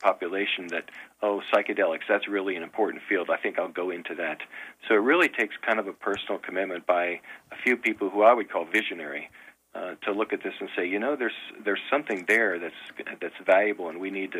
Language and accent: English; Cincinnati, Ohio, United States; moved away as an adult; also born or lived in Iowa / Purdue (Indiana); I grew up just outside Cincinnati